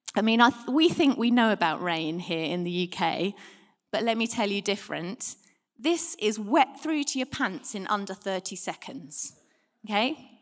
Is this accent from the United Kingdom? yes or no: yes; United Kingdom; We're British